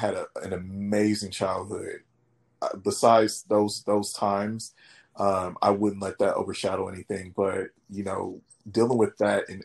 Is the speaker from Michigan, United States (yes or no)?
yes; Detroit, Michigan, United States; moved away as an adult; also born or lived in Dallas, Texas; now in Los Angeles, United States; I'm from Detroit, like I say, born and raised